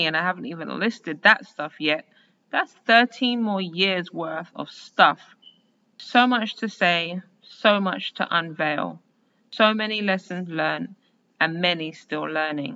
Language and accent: English; London, United Kingdom; Born and raised as a Londoner in 1980